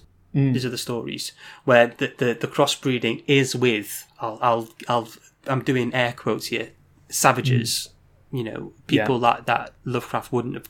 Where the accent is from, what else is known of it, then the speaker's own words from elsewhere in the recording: United Kingdom; As white British liberals.